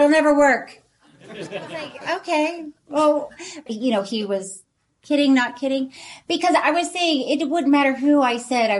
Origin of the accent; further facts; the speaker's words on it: Tallahassee, Florida, United States; moved away; I grew up in Tallahassee